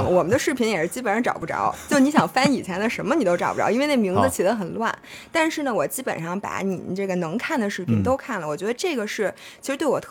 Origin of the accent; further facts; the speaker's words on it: Beijing, China; 我是西城区的。